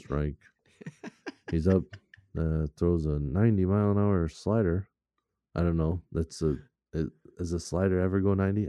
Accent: Minnesota, United States; we're from Minnesota

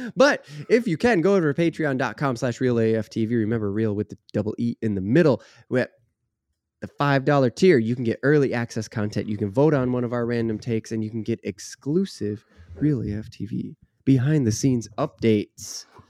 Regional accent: Minnesota, United States; maybe that's me as a northerner, maybe that's me as a Minnesotan

